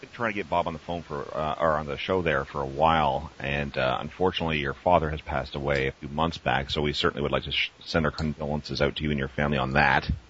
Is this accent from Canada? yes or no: yes; Canada; I'm a kid from Canada too